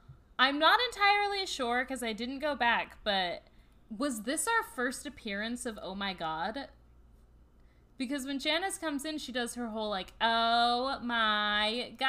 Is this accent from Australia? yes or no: yes; Australia; accent: Australian; I think we deserve 5 stars just for my Australian accent alone.